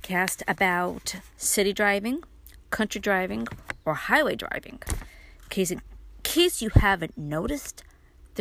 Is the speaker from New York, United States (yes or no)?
yes; New York City, New York, United States; moved away as an adult; now in Upstate New York, United States; I was born and raised in Brooklyn, which means I had to learn how to drive in Brooklyn